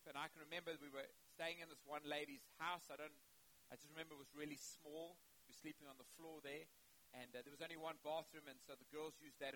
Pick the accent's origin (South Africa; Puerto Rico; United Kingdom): South Africa; moved away; also born or lived in Zimbabwe; I'm from South Africa. I was born in Zimbabwe, actually, and then at a young age moved to South Africa